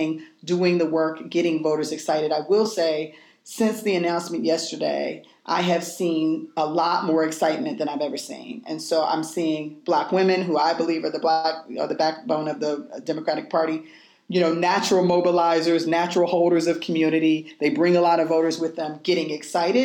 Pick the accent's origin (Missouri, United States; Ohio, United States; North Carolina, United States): Ohio, United States; I'm from Ohio.